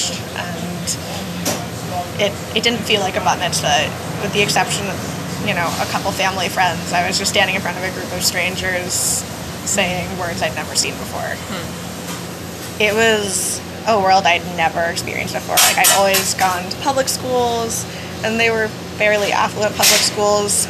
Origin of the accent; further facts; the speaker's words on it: New York City, New York, United States; I'm from New York City